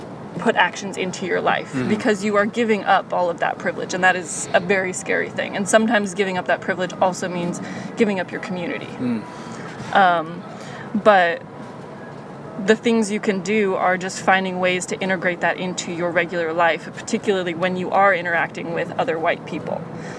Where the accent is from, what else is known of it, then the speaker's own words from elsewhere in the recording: United States; American history in particular, because I am American